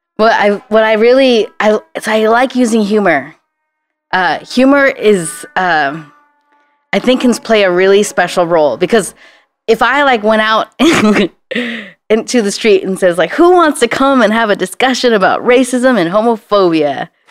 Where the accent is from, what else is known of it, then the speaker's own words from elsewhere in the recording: Santa Ana, California, United States; now in San Francisco, United States; I grew up in Santa Ana, which is the most liberal, uh, city within Orange County